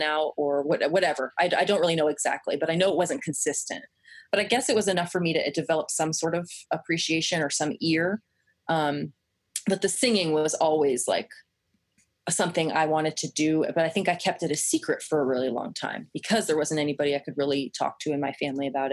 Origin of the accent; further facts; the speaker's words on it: Kansas, United States; I grew up in Kansas